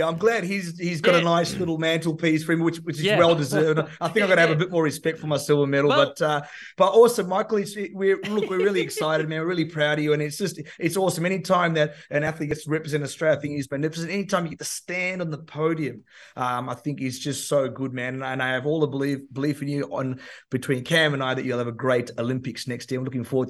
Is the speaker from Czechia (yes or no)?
yes; Czechia; I'm originally from the Czech Republic, for those that are trying to pick up where that accent is from.